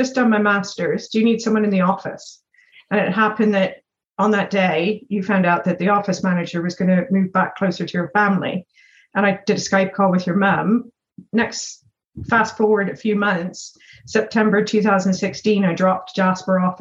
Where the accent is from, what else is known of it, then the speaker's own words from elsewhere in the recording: Bermuda; moved away as an adult; also born or lived in Canada; I was born and raised in Bermuda